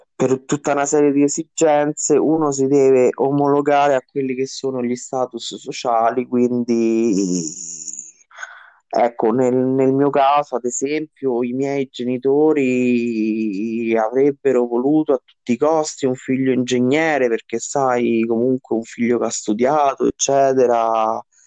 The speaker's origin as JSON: {"language": "Italian", "town": "Rome", "region": "Lazio", "country": "Italy", "tie": "born or raised there", "moved": "as an adult", "lives_now": "Caprarola, Italy", "said": "ho vissuto tutta la mia adolescenza mh, nel quartiere Monte Mario di Roma"}